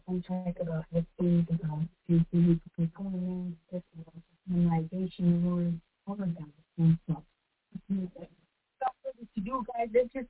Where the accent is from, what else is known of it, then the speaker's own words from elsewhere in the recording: Toronto, Ontario, Canada; I'm 13 years old. I was born, and I was ready to born in Toronto, Canada, 6 a.m.